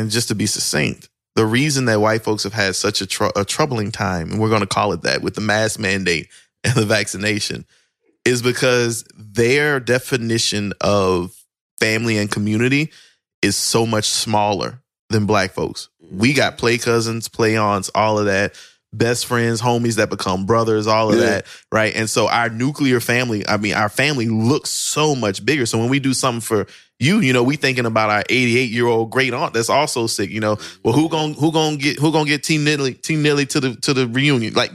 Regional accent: Plaquemine, Louisiana, United States; I grew up in Plaquemine, Louisiana

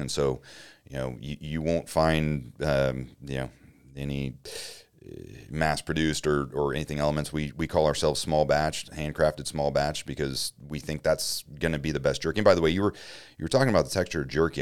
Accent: Grants Pass, Oregon, United States; moved away as an adult; now in Denver, United States; I grew up in Grants Pass, Oregon

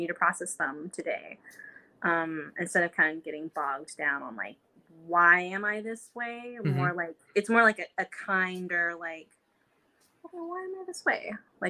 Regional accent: Dallas, Texas, United States; also born or lived in Mesquite, Texas; I grew up splitting time in between East Dallas, which used to be a predominantly like neighborhood of color, and Mesquite, Texas

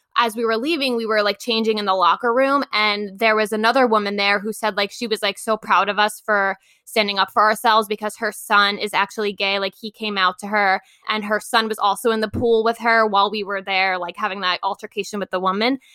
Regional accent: Long Island, New York, United States; moved away as an adult; also born or lived in Queens; I'm originally from Long Island

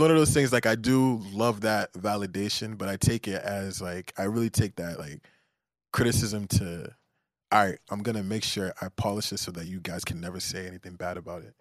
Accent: Nigeria; I'm Nigerian

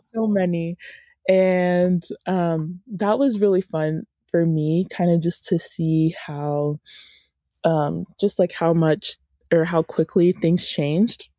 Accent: Woodstock, Georgia, United States; I am from Woodstock, Georgia, which is, um, just like a little, little town about thirty minutes north of Atlanta, and I've grown up here most of my life

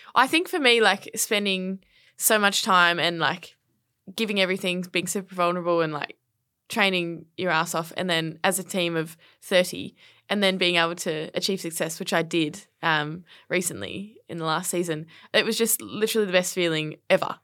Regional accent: Brisbane, Queensland, Australia; moved away as an adult; now in Melbourne, Australia; grew up in Brisbane on the north side, uh, and, yeah, had a, had a really fortunate and, uh, fun childhood

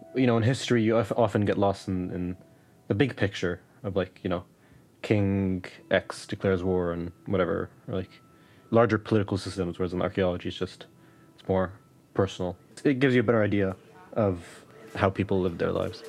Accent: West Bank, Palestine; moved away; just growing up in the West Bank and growing up under occupation, just growing up in Palestine in general

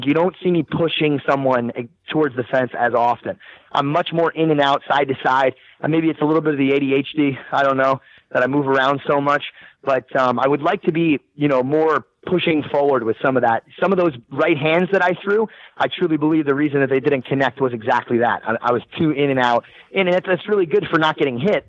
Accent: New Jersey, United States; I'm from Jersey. I'm from the East Coast.

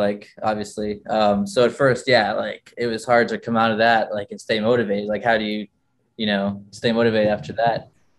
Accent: Florida, United States; also born or lived in Chicago; both raised in Florida

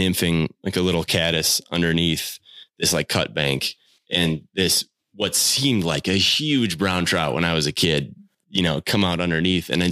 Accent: Southern Wisconsin, United States; I grew up in Southern Wisconsin and Greene County, Wisconsin is like right on the edge of the Driftless

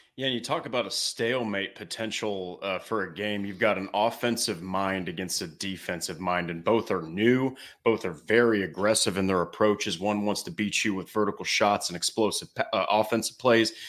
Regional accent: Indiana, United States; I'll be back in my hometown of Indiana

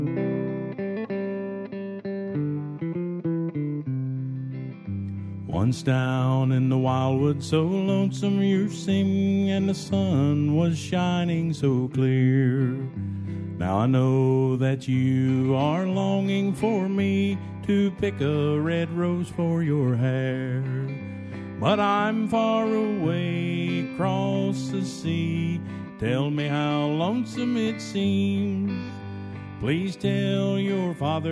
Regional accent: White Sulphur Springs, West Virginia, United States; my hometown, which is White Sulphur Springs

